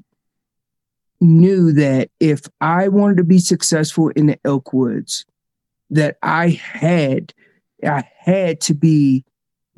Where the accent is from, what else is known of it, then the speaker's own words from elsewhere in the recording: North Carolina, United States; moved away as an adult; now in Colorado, United States; I'm originally from North Carolina. I live out in Colorado now.